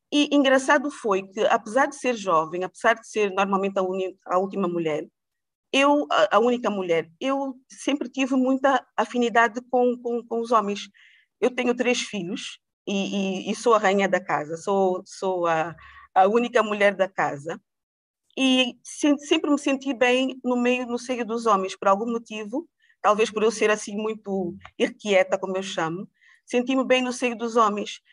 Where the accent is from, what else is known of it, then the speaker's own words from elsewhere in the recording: Angola; also born or lived in Portugal / United States; nasci em Portugal, mas fui criada em Angola